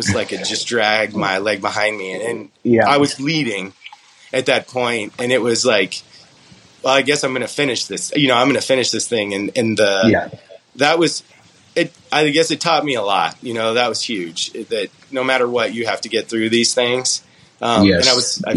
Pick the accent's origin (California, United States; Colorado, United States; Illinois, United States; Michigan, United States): Colorado, United States; "Where are you from?" I'm like, "Colorado."